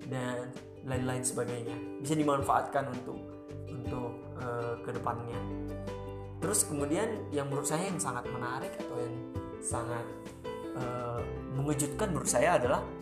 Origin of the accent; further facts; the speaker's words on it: North Sumatra, Indonesia; moved away as an adult; untuk berangkat dari kampung saya dari Sumatera Utara ke Bandung saja itu harus mengorder